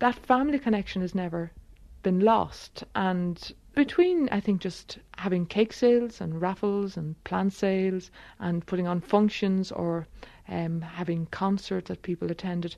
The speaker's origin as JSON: {"language": "English", "country": "Ireland", "said": "us as singers, and in particular as Irish people"}